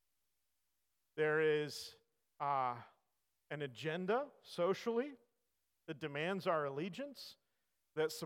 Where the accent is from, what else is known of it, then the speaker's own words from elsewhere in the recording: California, United States; I grew up in California. I grew up not that far from the fault line in California